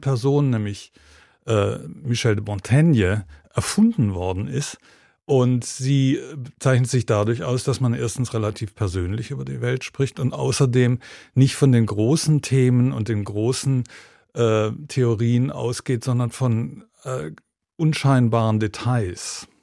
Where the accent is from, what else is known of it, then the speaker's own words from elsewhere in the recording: Germany; moved away as an adult; also born or lived in United Kingdom / Georgia / Berlin; als ich als junger Mensch sozusagen in Deutschland aufgewachsen bin